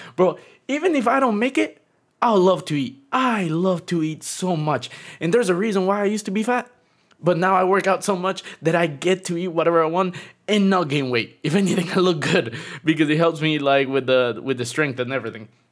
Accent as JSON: {"language": "English", "town": "Tegucigalpa", "region": "Francisco Morazán", "country": "Honduras", "moved": "yes", "lives_now": "Florida, United States", "said": "I'm originally from Honduras, and now I live in Florida."}